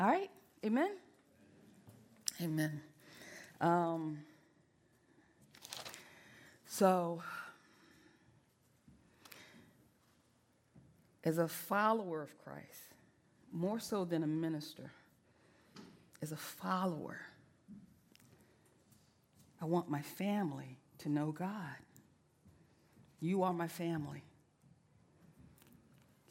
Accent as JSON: {"language": "English", "region": "the South", "country": "United States", "said": "I'm from the South"}